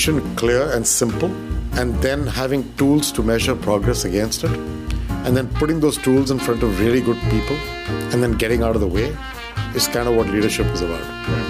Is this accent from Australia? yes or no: no; India; my undergrad in India as well and did my MBA in India. I don't have an education outside. And so I'm of Indian origin, but also Indian minted, so to say, right?